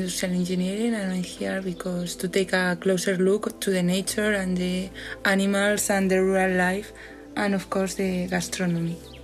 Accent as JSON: {"language": "English", "country": "Spain", "said": "I'm from Spain"}